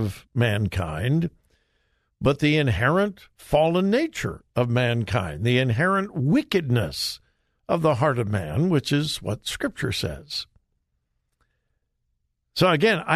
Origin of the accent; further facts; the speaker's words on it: Los Angeles, California, United States; also born or lived in Missouri; now in Columbus, United States; I grew up in Southern California.